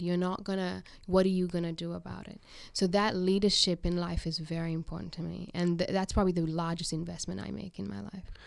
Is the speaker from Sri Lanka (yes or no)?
yes; Sri Lanka; now in Australia; I'm from Sri Lanka.